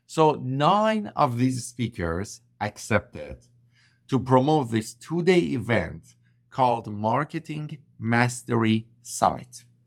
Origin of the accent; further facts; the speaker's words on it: Iran; English is a second language; moved away as an adult; also born or lived in Vancouver, Canada; I landed in Vancouver, BC from Iran, where I'm originally from. I couldn't speak English properly